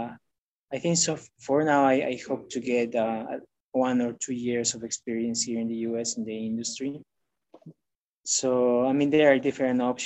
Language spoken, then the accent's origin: English; Bolivia; moved away as an adult; also born or lived in Omaha, Nebraska; now in United States; I am originally from Bolivia. I was born and raised there.